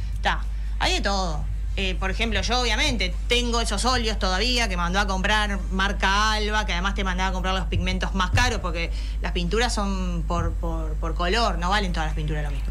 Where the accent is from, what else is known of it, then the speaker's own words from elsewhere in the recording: San Fernando, Buenos Aires Province, Argentina; moved away as an adult; now in Carmelo, Uruguay; yo soy de San Fernando